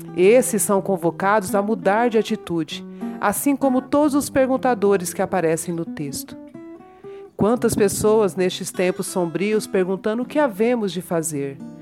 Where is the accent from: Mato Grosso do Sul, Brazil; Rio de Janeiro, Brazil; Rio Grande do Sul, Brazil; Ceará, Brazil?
Mato Grosso do Sul, Brazil; also born or lived in São Paulo; Nascida em São Paulo, por acaso, mas criada em criada, educada e e vivida em Mato Grosso do Sul, centro-oeste brasileiro, hoje na, morando em Dourados